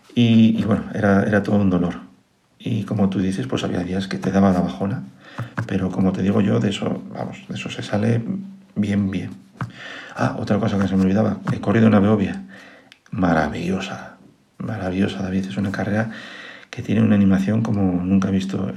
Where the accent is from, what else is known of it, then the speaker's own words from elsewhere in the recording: Asturias, Spain; moved away as an adult; now in Madrid, Spain; Yo soy un asturiano importado a Madrid, como digo yo, eh, mi mujer es madrileña y bueno, me vine a vivir para aquí hace ya unos cuantos años. 15, eh, para ser exactos, 15 años